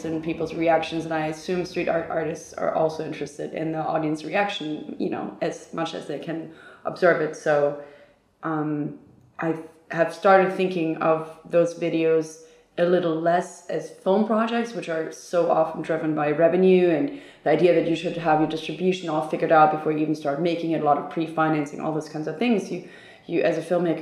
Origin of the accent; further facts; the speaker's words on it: Hamburg, Germany; also born or lived in New York; now in Berlin, Germany; I'm originally from Hamburg, Germany